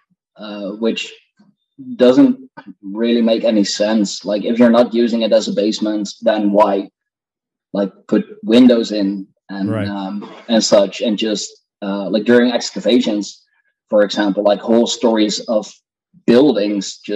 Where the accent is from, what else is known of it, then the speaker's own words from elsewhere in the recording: Netherlands; I'm indeed from the Netherlands.